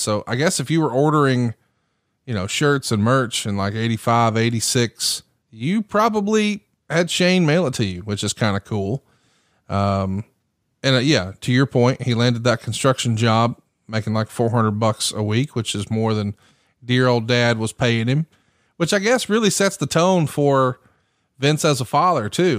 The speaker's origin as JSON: {"language": "English", "region": "the South", "country": "United States", "said": "all of us from the South"}